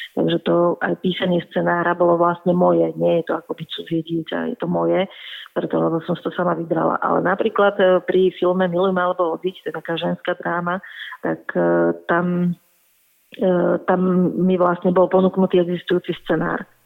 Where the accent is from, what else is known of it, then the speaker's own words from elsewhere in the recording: Čakajovce, Nitra Region, Slovakia; v mojej rodnej dedine v Čakajúciach pri Nitre